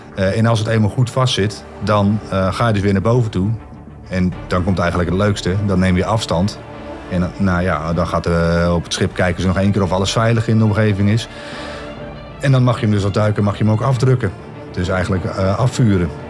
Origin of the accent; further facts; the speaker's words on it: Netherlands; als Nederlanders